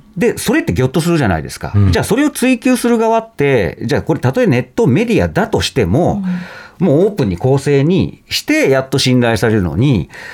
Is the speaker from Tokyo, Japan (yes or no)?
no; Nagano, Japan; 僕、長野なんですけどもね